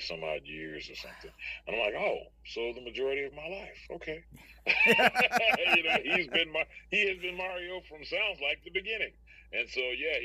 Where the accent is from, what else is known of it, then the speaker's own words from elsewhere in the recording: Texas, United States; we're from Texas